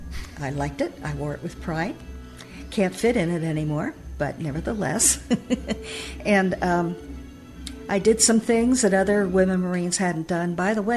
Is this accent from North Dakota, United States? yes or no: no; Philadelphia, Pennsylvania, United States; I'm from Philadelphia, and I went to the different recruiters in Philadelphia